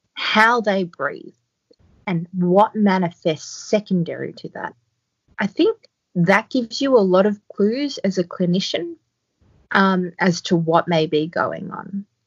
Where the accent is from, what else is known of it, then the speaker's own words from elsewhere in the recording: Australia; now in Port Macquarie, Australia; I'm Australian